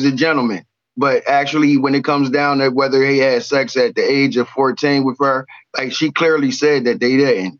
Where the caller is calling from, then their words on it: Chester, Pennsylvania, United States; I'm calling from Chester, Pennsylvania.